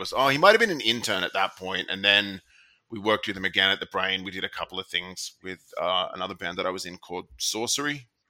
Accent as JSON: {"language": "English", "country": "Australia", "accent": "Australian", "said": "I think I sound very Australian. Like, they'd be like, \"Oh, you're from America?\" I'm like, \"I've never even been there, dude.\""}